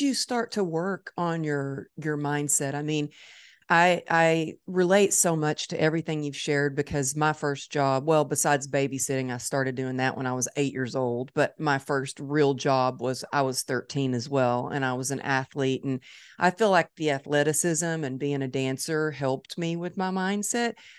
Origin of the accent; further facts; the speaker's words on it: Dallas, Texas, United States; It's my hometown